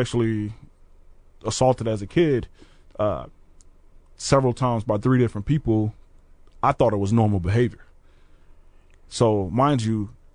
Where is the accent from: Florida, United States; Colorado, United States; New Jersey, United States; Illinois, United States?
Florida, United States; Orange Park; also born or lived in Jacksonville, Florida; now in Peoria, United States; I'm originally from Orange Park, Florida, which is right next to Jacksonville. Spent the time in both areas. Okay. So I grew up in a neighborhood called Florida Circle.